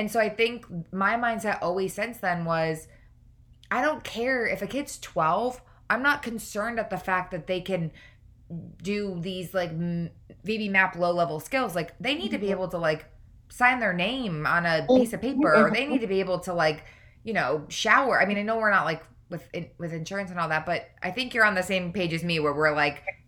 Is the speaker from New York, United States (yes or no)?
yes; upstate New York, United States; moved away as an adult; also born or lived in Boston; I'm from New York as well. When I lived in New York, upstate New York, there was nothing.